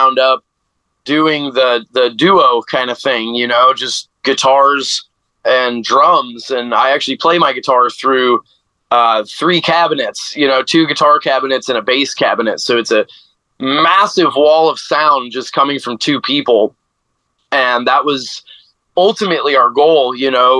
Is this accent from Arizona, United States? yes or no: yes; Phoenix, Arizona, United States; growing up in Phoenix